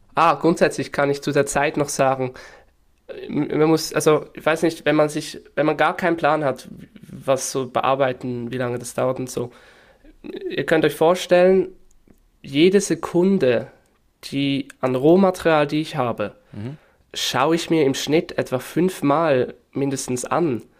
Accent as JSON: {"language": "German", "region": "Northwestern Switzerland", "country": "Switzerland", "accent": "Swiss German", "said": "Ich komme aus der Nordwestschweiz"}